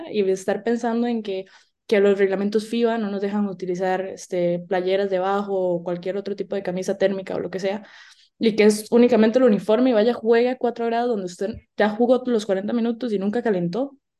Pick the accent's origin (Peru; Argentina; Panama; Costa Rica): Costa Rica; Naranjo, Alajuela; venimos de Naranjo, ¿verdad? Un pueblito allá, allá